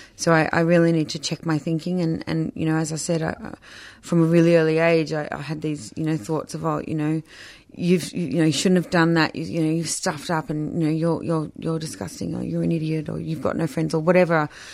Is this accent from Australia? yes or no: yes; Melbourne, Victoria, Australia; also born or lived in Surf Coast, Victoria; so I grew up in Melbourne and then my parents did a bit of a sea change down the surf coast when I was sixteen